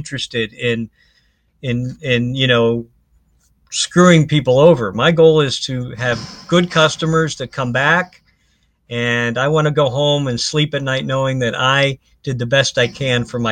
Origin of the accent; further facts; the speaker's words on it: Ohio, United States; moved away as an adult; now in Florida, United States; I'm from Ohio, so I'm a diehard Browns fan